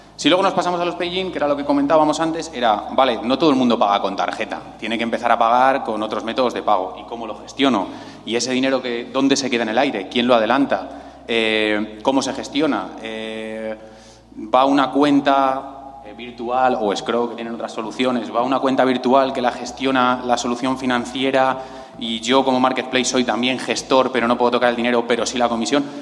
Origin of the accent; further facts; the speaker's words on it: Spain; yo que soy español